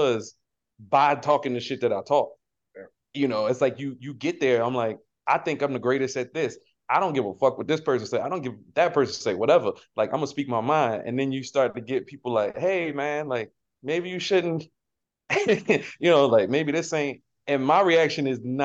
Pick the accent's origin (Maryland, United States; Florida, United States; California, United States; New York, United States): Maryland, United States; Baltimore; I'm from West Baltimore